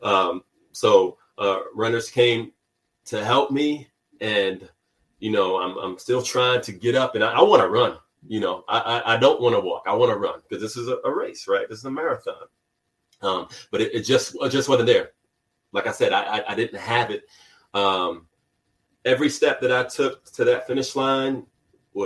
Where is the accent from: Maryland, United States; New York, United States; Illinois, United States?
New York, United States; also born or lived in California; even though I grew up in New York